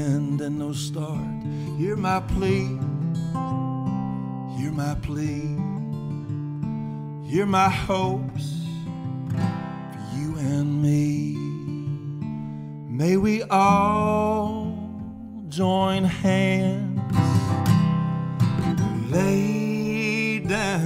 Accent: Brewton, Alabama, United States; moved away as an adult; also born or lived in New Orleans, Louisiana / Tennessee; now in Fairhope, United States; I grew up in Brewton, Alabama

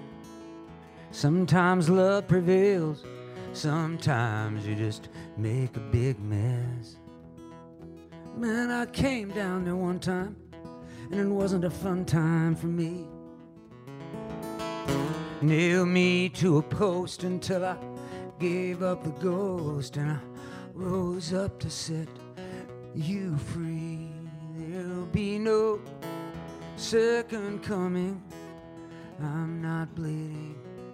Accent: Independence, Missouri, United States; I was from Independence, Missouri

